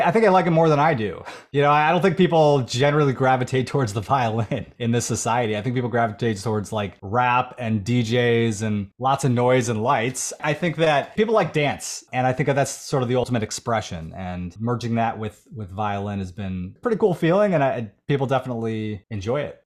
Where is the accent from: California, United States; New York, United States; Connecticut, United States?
New York, United States; Buffalo; For the first nineteen years of my life growing up in Buffalo, Williamsville, suburb of Buffalo